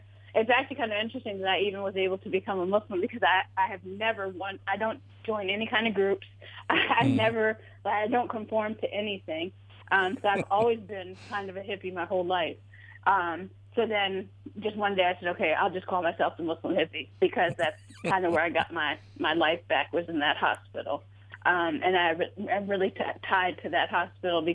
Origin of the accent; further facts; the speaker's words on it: Silver Spring, Maryland, United States; also born or lived in Washington, D.C.; I grew up in like Hyattsville, Tacoma Park, Silver Spring area.